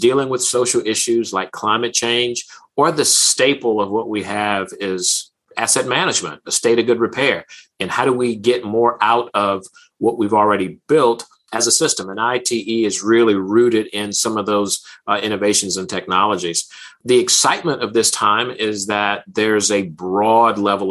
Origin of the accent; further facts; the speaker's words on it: New Orleans, Louisiana, United States; my hometown, New Orleans